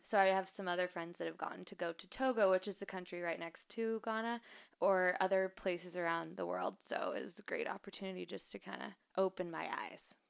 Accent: Idaho, United States; I'm from Idaho

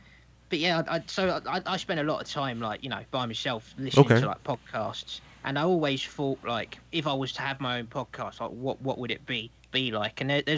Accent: London, United Kingdom; I'm from London.

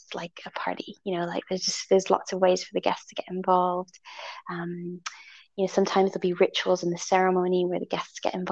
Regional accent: Italy; I was born in Italy

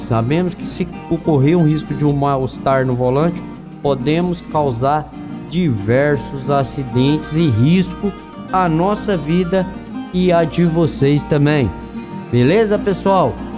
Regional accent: Minas Gerais, Brazil; O clima de Minas Gerais é um clima mais moderado, onde eu nasci

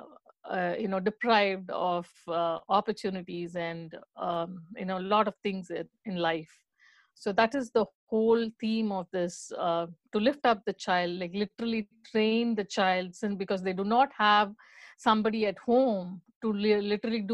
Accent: India; moved away; we are from India. So for us, our most emphasis is on education

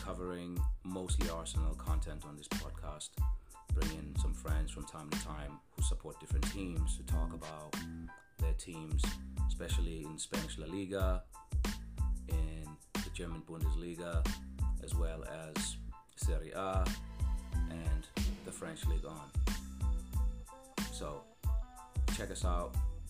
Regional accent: Cape Town, Western Cape, South Africa; being a South African kid growing up in Cape Town

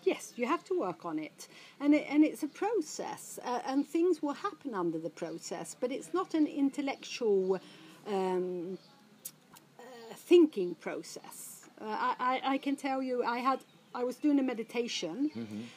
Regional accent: Stockholm, Stockholm County, Sweden; I, I, I, was brought up in Stockholm, or as a teenager, I was brought up in Stockholm

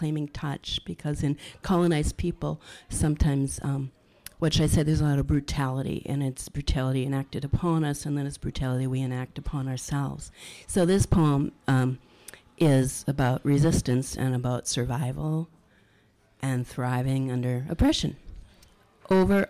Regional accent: Minneapolis, Minnesota, United States; also born or lived in St. Paul; I was born in Minneapolis, and I live in St. Paul.

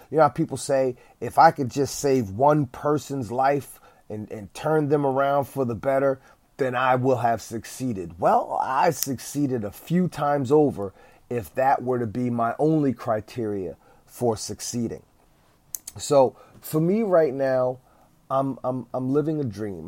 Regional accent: East Orange, New Jersey, United States; I did get hired by my hometown, East Orange

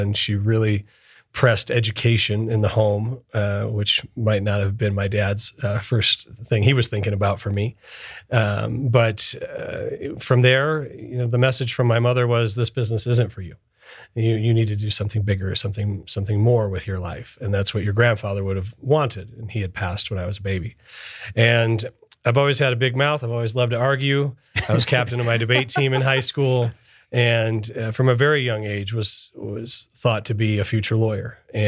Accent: Michigan, United States; So I was born and raised in Michigan, northern Detroit suburbs, and I'm Sicilian.

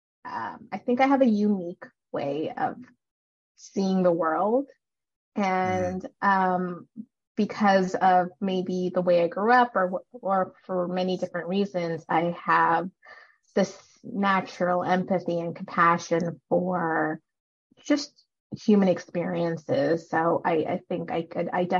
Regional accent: Canada; also born or lived in Sri Lanka; I was born in Sri Lanka, and then we moved over to Canada when I was two, and I've been here ever since

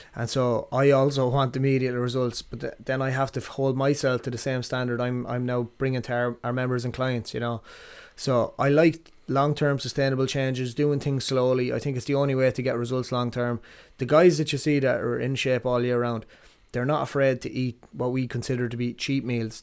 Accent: Athlone, Westmeath, Ireland; also born or lived in Ballinasloe; I was born in Ballinasloe and we grew up in Athlone, uh, down the Strand

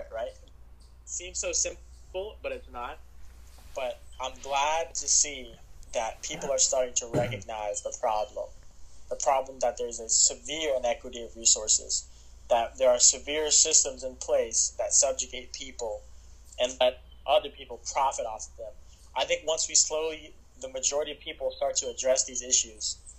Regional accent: South Carolina, United States; I'm from South Carolina, and it's in some parts of our state, like the state I live

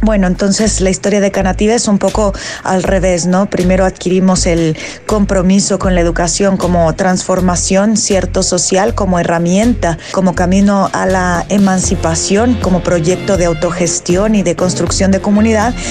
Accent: Mexico; soy mexicana

